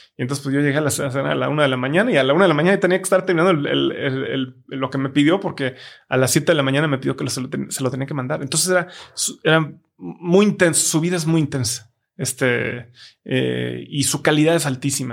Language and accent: Spanish; Guadalajara, Jalisco, Mexico; also born or lived in China; somos de Guadalajara